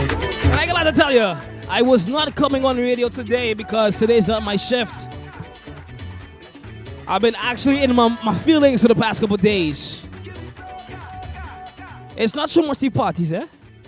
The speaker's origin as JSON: {"language": "English", "country": "Sint Maarten", "tie": "born or raised there", "said": "I've been a huge plane fan since I was a child, growing up in St. Martin, watching the planes land at one of the best airports in the world when it comes to viewing aircrafts."}